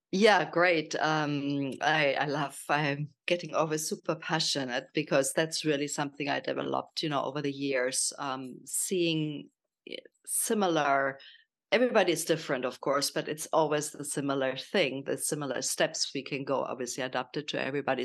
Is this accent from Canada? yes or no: no; Germany; accent: German; English is a second language; moved away as an adult; also born or lived in Kenya / South Africa / Miami / Portugal; now in Italy; I'm from Germany, as you probably hear from my accent